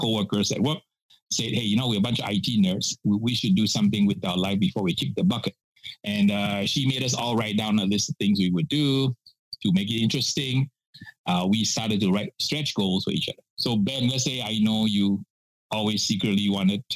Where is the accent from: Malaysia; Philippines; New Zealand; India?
Malaysia; Penang; moved away as an adult; also born or lived in Singapore; now in United States; I grew up in Malaysia and from the island of Penang.